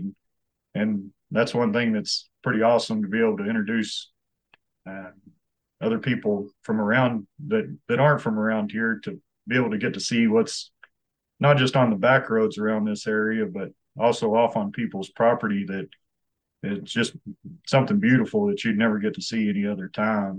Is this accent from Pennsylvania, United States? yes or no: no; Sweetwater, Texas, United States; I was born and raised here in Sweetwater